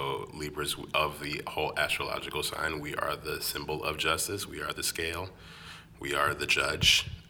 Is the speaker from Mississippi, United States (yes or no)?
no; New York City, New York, United States; I'm born and raised in Brooklyn. Brownsville, never ran, never will. Bed-Stuy, do or die. Yeah, Flatbush, Utica, Utica.